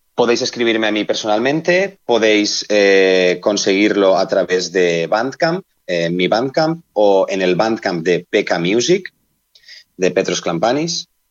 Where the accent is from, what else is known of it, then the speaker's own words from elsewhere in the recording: Benissa, Valencian Community, Spain; mi pueblo, que es Benissa, provincia de Alicante